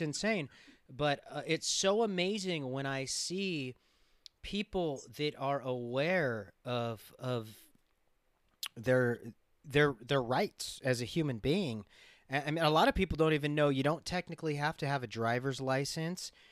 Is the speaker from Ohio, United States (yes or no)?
no; Los Angeles, California, United States; growing up in Los Angeles